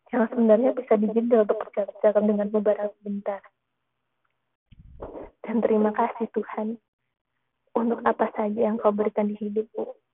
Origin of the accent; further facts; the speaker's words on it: Java, Indonesia; born there; walaupun aku lahir di tanah Jawa, kelas 1 SD memang iya. masa-masa yang sangat suram untukku. Aku bahkan tidak handal dalam berbicara bahasa Jawa.